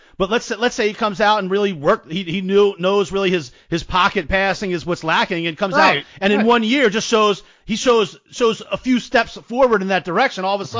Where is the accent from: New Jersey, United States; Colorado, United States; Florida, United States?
New Jersey, United States; But I grew up in New Jersey.